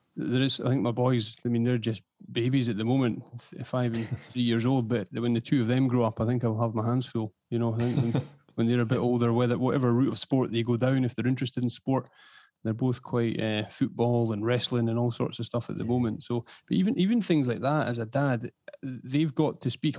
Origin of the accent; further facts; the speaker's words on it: Edinburgh, Scotland, United Kingdom; also born or lived in East Lothian; born and bred in Edinburgh. I'm now based on the uh, in East Lothian